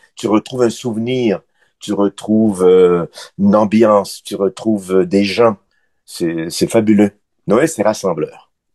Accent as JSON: {"language": "French", "town": "Quebec City", "region": "Quebec", "country": "Canada", "also_born_or_lived": "Montreal", "moved": "as an adult", "said": "je, suis parti à Montréal en 84, moi je suis de Québec"}